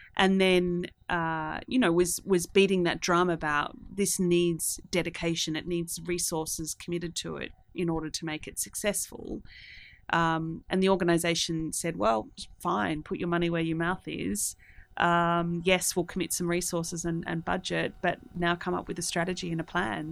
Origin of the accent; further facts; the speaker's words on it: Australia; moved away as an adult; also born or lived in Singapore; I'm from Australia.